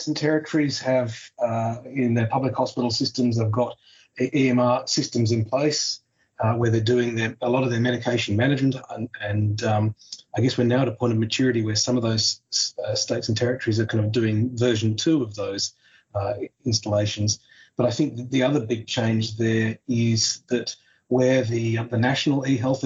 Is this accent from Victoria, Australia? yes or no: no; Tasmania, Australia; my home state of Tasmania